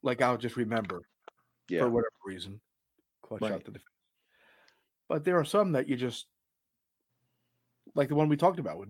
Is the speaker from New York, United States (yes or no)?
yes; New York, United States; I'm from New York.